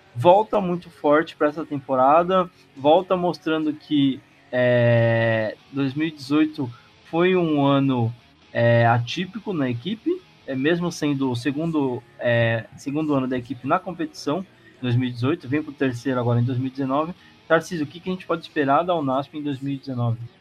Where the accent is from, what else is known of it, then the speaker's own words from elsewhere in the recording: Brazil; nós brasileiros